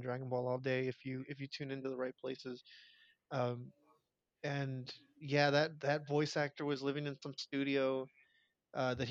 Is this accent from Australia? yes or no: no; Mexico; moved away; growing up in Mexico